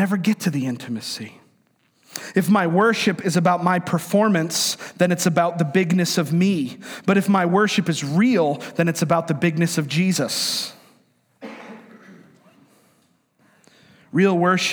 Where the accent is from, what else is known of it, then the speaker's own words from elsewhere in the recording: New York, United States; moved away; I'm from New York, and I'm of Italian descent.